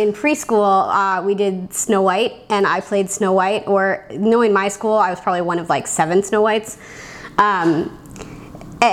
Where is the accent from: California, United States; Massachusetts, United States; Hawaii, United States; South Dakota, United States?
Massachusetts, United States; I grew up in Massachusetts